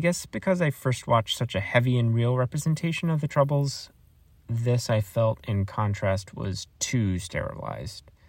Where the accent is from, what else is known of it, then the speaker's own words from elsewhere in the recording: United States; as an American